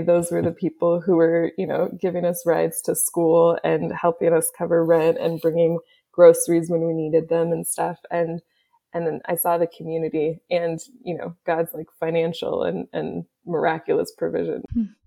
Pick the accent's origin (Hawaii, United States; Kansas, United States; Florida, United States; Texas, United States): Kansas, United States; Kansas City; moved away; also born or lived in Olathe / Overland Park / Canada / Haiti; my family is from Canada and uh, originally from Haiti. I grew up in Kansas City